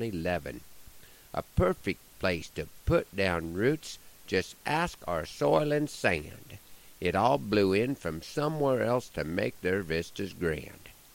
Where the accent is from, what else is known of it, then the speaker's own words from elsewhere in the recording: Broken Bow, Nebraska, United States; moved away; There are stretches when I go a long time without doing a show in my hometown